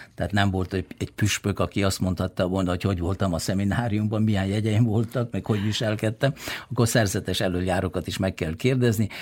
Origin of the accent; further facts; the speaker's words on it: Bačka, Vojvodina, Serbia; now in Zrenjanin, Serbia; én mint Bácskai emlékszem, hogy hogy néz ki Bácska, rég elmentem Bácskából